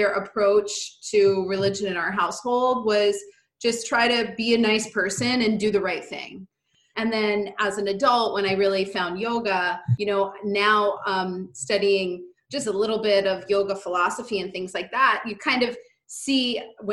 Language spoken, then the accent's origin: English; Hawthorne, New York, United States; We both grew up in a suburb of New York City in Westchester, New York. I grew up in Hawthorne